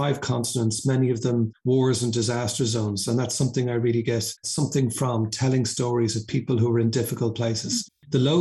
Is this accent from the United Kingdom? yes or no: no; Dublin, Leinster, Ireland; I come from Dublin.